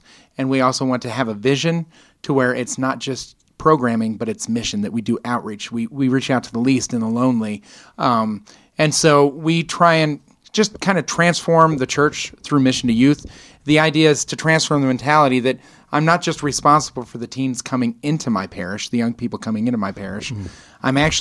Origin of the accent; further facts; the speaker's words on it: Colorado, United States; now in Round Rock, United States; I'm glad to be representing the beautiful state of Colorado. There you go. Yep. Born and raised.